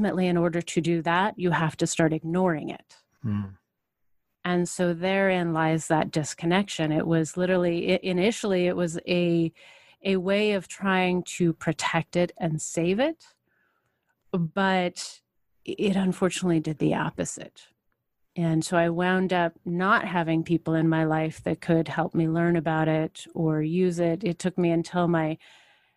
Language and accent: English; Portland, Oregon, United States; I grew up in Portland, the Pacific Northwest.